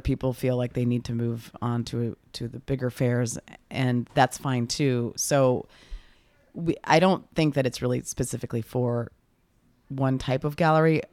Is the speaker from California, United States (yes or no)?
no; near Chicago, Illinois, United States; growing up near Chicago, we would go into the city a lot